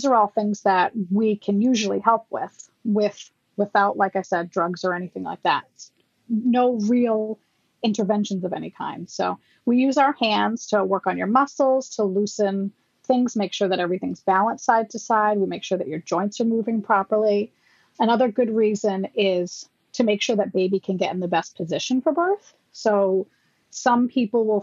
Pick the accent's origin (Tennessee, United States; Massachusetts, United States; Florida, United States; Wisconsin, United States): Massachusetts, United States; I'm from Massachusetts